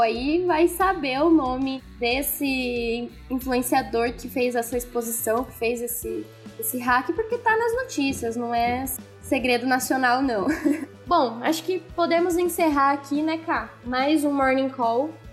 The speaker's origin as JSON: {"language": "Portuguese", "country": "Brazil", "said": "como bons brasileiros"}